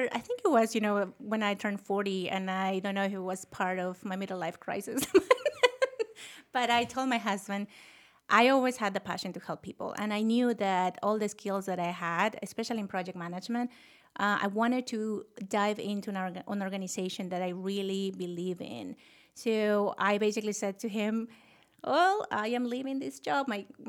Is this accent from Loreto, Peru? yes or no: no; Lima, Peru; English is a second language; moved away as an adult; now in United States; Oh, I was one of them. You know, I grew up in Lima, Peru, and moved to this country when I was 21. They're off the thick accent that I can get rid of.